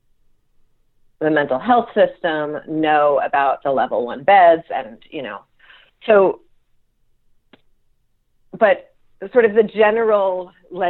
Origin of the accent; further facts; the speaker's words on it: the New York area, United States; now in Vermont, United States; growing up in the New York area